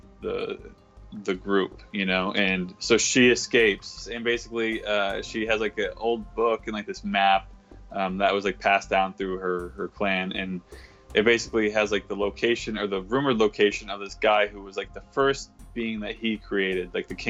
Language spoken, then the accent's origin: English; Dover, New Hampshire, United States; now in San Francisco, United States; I grew up in Dover, New Hampshire